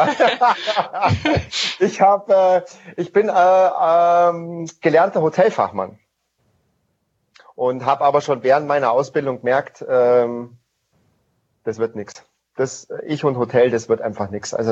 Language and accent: German; Bavaria, Germany; Und ich bin im Allgäu aufgewachsen und da ist man natürlich viel in den Bergen unterwegs viel beim Skifahren, Snowboarden, Klettern und sonstige Sachen.